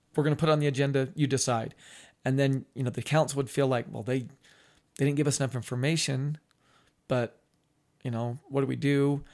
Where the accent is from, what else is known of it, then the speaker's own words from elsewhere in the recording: Ogden, Utah, United States; I grew up on Swan Street, which is in between twenty-second and twenty-third